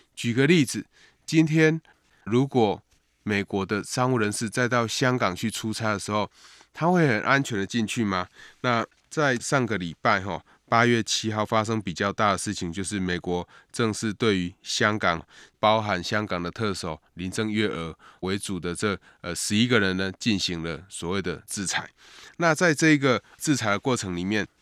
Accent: Taiwan; 对台湾的外交及国际地位当然会有不小的这个影响哈，也显示我们在外交上有一个重大的突破

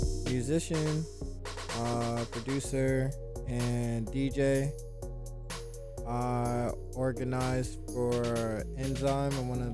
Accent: Detroit, Michigan, United States; now in Oakland, United States; I'm from Detroit, but I'm out here repping Oakland.

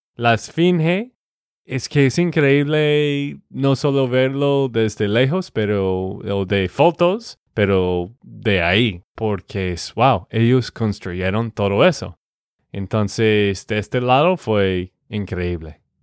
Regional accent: Texas, United States; de Texas, Estados Unidos

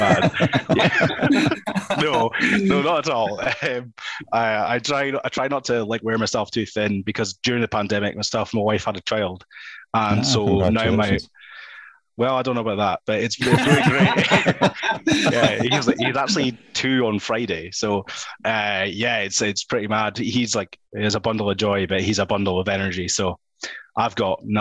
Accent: Scotland, United Kingdom

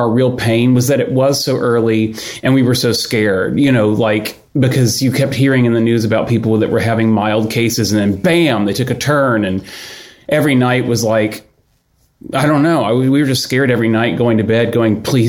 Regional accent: Houston, Texas, United States; moved away as an adult; I grew up in Houston

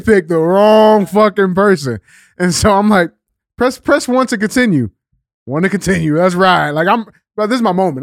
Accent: St. Louis, Missouri, United States; I'm a black man, born and raised in Saint Louis City, right? The guy, like, in the district that you actually represent is where I grew up at.

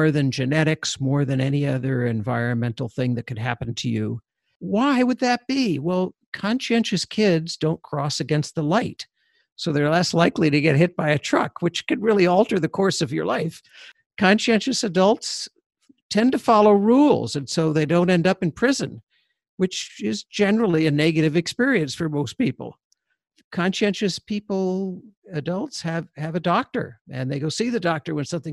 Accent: Canada; I'm Canadian

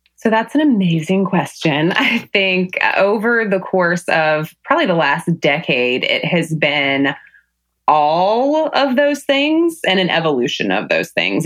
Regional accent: Salisbury, North Carolina, United States; moved away as an adult; growing up in Salisbury, North Carolina is that it's that kind of small town situation

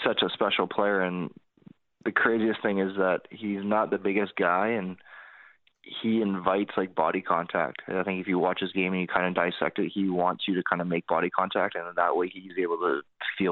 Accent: Vancouver, British Columbia, Canada; it's my hometown

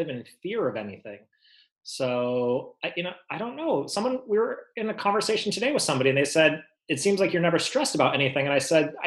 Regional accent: Los Angeles, California, United States; now in La Jolla, United States; I grew up in the San Fernando Valley, which is North County, Los Angeles.

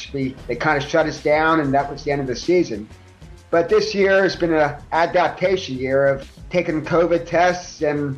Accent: Philadelphia, Pennsylvania, United States; I grew up in North Philadelphia. I grew up in Olney section of Philadelphia

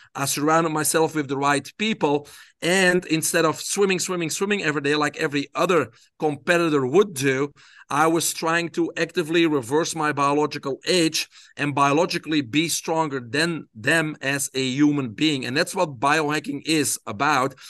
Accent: Belgium; I grew up in Belgium

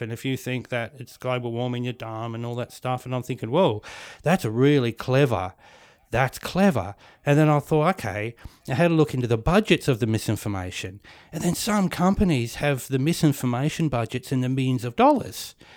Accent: New Zealand; now in Australia; I was born in New Zealand. And I was brought up next to the, the Māori people, the native people

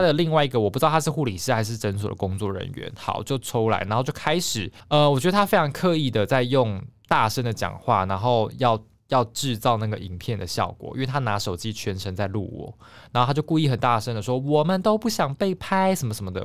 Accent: southern Taiwan, Taiwan; moved away; 我是南部人嘛

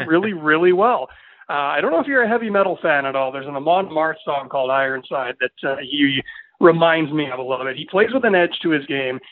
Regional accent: Winnipeg, Manitoba, Canada; moved away as an adult; also born or lived in Estevan, Saskatchewan; now in Prince Albert, Canada; I'm born and raised in Winnipeg. I was there for 24 years

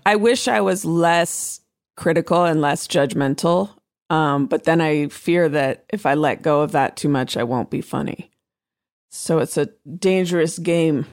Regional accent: Oakland, California, United States; I'm from Oakland, I'm from the Bay Area

